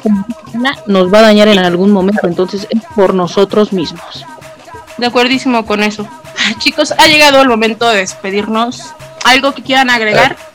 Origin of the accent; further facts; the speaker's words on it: Toluca, State of Mexico, Mexico; del Estado de México. ¿De qué parte? Ah, pues de Toluca